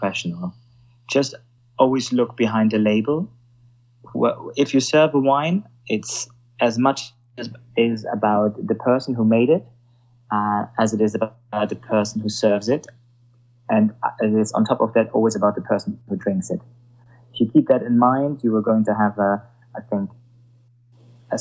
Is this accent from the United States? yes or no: no; Germany; accent: Germanic; English is a second language; now in London, United Kingdom; I'm German, so when I come up with my Germanic accent